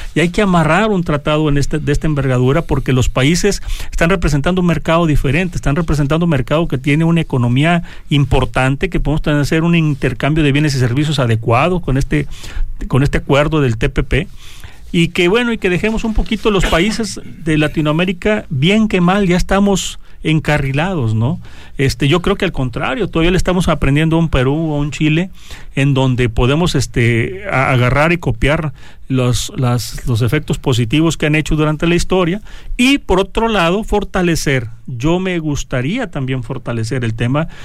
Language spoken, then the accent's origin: Spanish; Mexico; todos somos mexicanos